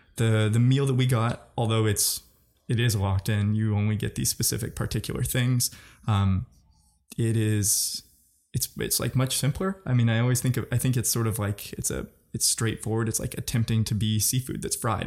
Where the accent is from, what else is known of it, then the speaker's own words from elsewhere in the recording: Missouri, United States; I'm from Missouri